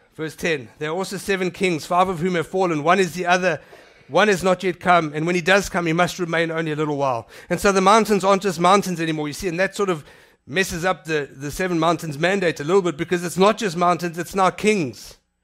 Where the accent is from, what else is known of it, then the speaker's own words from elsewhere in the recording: South Africa; I'm South African